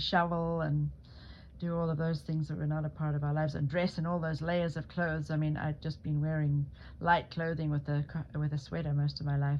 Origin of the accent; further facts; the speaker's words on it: Zimbabwe; people assumed, because I came from Africa, that I hadn't had a very good education.